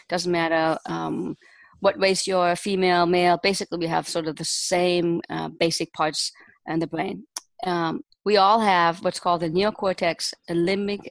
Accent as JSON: {"language": "English", "country": "Germany", "tie": "born or raised there", "also_born_or_lived": "United States", "moved": "as an adult", "lives_now": "Israel", "said": "I was raised and born and raised in Germany, and I spent the first 20 years of my life there."}